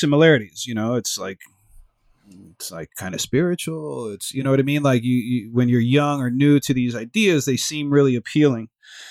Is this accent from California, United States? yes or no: no; Miami, Florida, United States; I grew up in Miami, which is a multicultural city